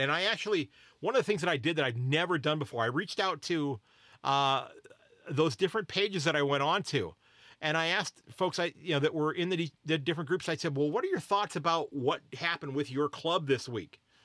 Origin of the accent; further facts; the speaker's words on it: United States; I'm an American